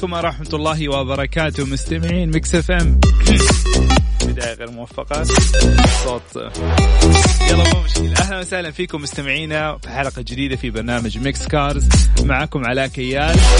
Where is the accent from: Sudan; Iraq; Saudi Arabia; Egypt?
Saudi Arabia; عندنا في المملكة العربية السعودية